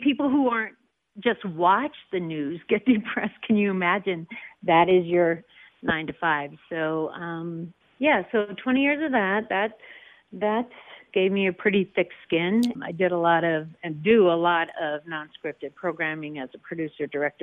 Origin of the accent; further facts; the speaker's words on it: North Dakota, United States; now in Colorado, United States; I was born in North Dakota